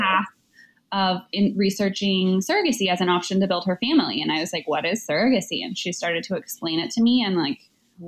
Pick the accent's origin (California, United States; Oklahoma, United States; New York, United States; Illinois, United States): California, United States; Southern; I grew up in Southern California.